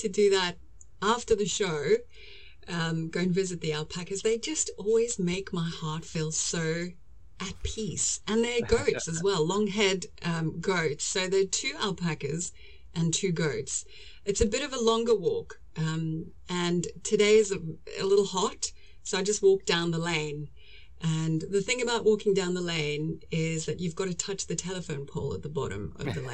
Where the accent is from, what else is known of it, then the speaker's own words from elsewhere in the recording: South Africa; moved away as an adult; also born or lived in London, United Kingdom / Birmingham, United Kingdom; now in United Kingdom; I'm originally from South Africa, and moved to England to travel